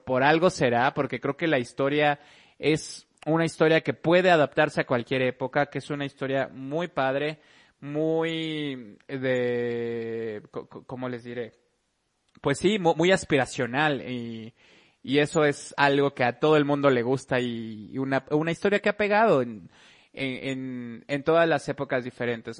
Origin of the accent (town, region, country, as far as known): Mexico